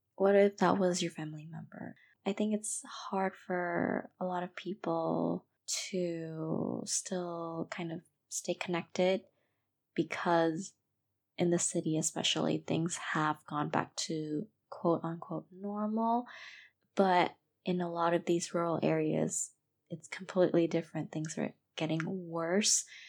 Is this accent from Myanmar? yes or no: yes; Myanmar; I was born and raised in Myanmar. I am Burmese